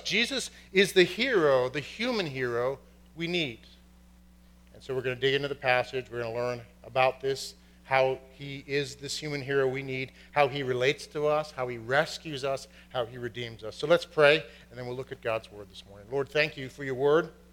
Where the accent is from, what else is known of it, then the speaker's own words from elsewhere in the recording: Boston, Massachusetts, United States; from Boston, and my family is from County Cork, Ireland